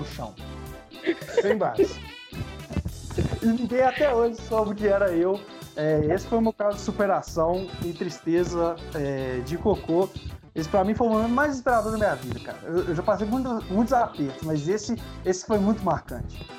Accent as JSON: {"language": "Portuguese", "town": "Ouro Branco", "region": "Minas Gerais", "country": "Brazil", "tie": "born or raised there", "said": "lá no meu bairro, em Ouro Branco"}